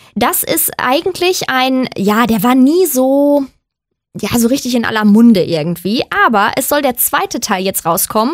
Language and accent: German; Germany; ich komme aus Deutschland